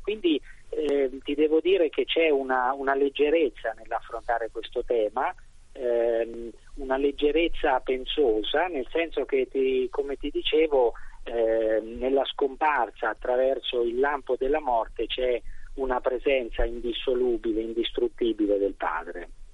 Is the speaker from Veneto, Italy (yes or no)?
no; Sansepolcro, Tuscany, Italy; io vengo da San Sepolcro mm-hmm. e ho ammirato da, fin da bambino la resurrezione di Piero della Francesca